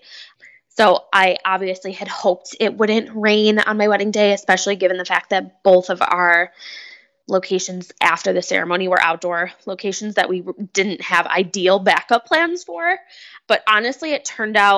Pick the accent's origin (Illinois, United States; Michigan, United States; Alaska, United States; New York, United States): New York, United States; Buffalo; We're from Buffalo